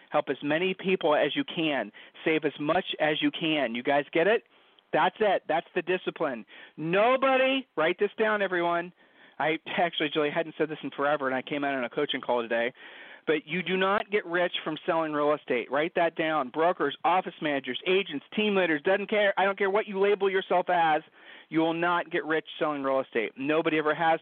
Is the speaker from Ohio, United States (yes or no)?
yes; Ohio, United States; we're from Ohio